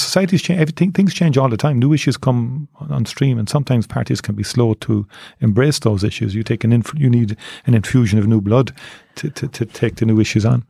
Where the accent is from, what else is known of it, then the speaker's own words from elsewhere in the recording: Cork, Munster, Ireland; I grew up in Turner's Cross. I joined Nemo Rangers when I was eight years of age